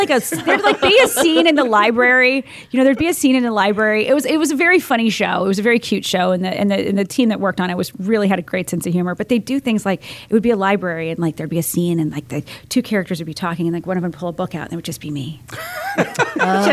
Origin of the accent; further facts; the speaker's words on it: Fort Myers, Florida, United States; now in Tampa, United States; I grew up in Fort Myers, but I came back to Tampa